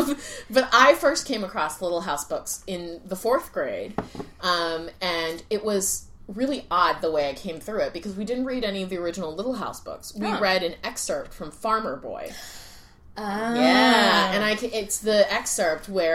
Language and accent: English; Wake County, North Carolina, United States; I grew up in the South. Wake County is in North Carolina